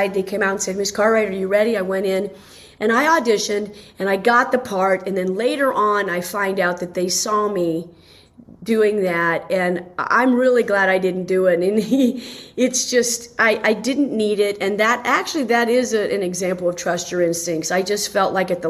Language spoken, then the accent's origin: English; Dayton, Ohio, United States; moved away as an adult; now in Los Angeles, United States; I'm from Dayton, Ohio, and I worked at WING Radio